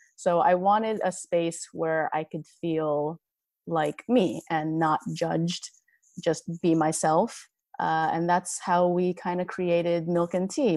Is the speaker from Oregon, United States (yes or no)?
no; Los Angeles, California, United States; born and raised in Los Angeles